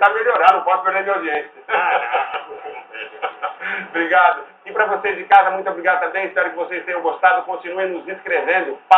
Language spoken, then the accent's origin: Portuguese; Campos do Jordão, São Paulo, Brazil; Eu nasci lá. Só que naquela época, 46